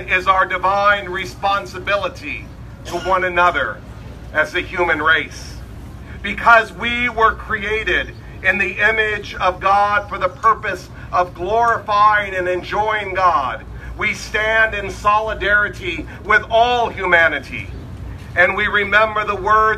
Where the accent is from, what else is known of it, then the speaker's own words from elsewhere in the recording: United States; we are American